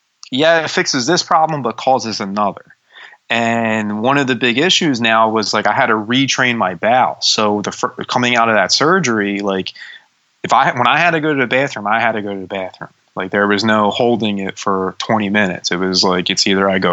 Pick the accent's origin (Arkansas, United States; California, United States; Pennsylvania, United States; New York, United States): Pennsylvania, United States; Bucks County; also born or lived in Juniata Park, Philadelphia, Pennsylvania; I grew up in Juniata Park, which is not the nicest areas of Philadelphia. And then we moved to Bucks County. So I started third grade in Bucks County